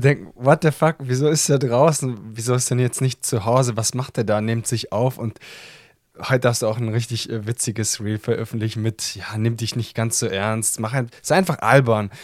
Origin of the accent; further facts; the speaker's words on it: Italy; ich als Italiener